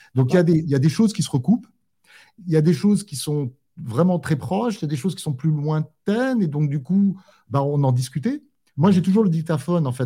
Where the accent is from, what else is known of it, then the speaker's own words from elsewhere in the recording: Corsica, France; je suis rentré en Corse